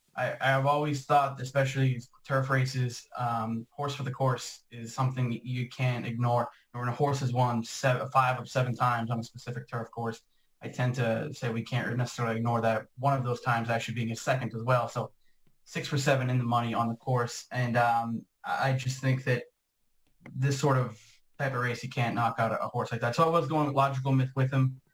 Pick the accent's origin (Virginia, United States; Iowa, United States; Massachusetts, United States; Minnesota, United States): Massachusetts, United States; Boston; I'm from the Boston area